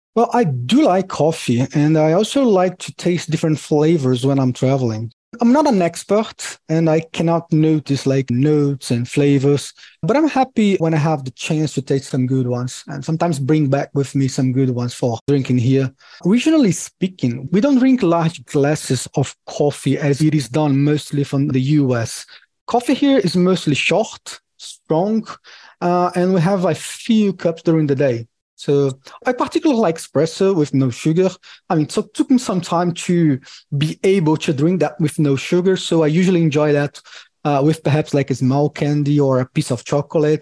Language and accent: English; Brazil; I'm from Brazil